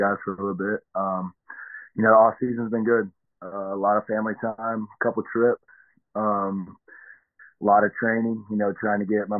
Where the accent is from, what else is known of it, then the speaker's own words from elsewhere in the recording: Tennessee, United States; I'm from Tennessee